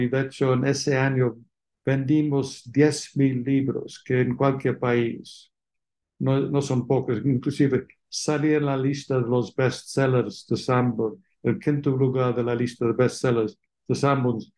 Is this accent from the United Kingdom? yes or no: yes; England, United Kingdom; Spanish is a second language; moved away as an adult; also born or lived in London, United Kingdom; now in Mexico; como se entiende por mi acento, nací fuera de México, en Inglaterra, y hice mis estudios de licenciatura en Oxford